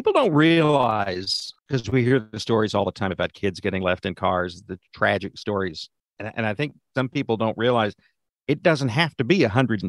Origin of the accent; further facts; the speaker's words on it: Texas, United States; growing up in Texas